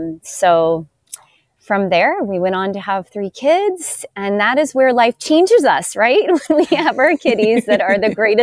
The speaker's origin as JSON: {"language": "English", "region": "Northern Kentucky", "country": "United States", "tie": "born or raised there", "moved": "as an adult", "lives_now": "Costa Rica", "said": "I grew up in the Midwest, Northern Kentucky."}